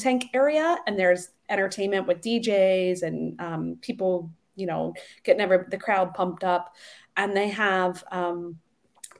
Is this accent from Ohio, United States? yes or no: yes; Ohio, United States; I'm from Ohio.